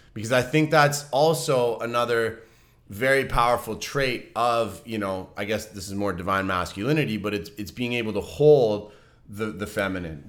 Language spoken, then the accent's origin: English; Vancouver, British Columbia, Canada; moved away; my hometown with, with people in Vancouver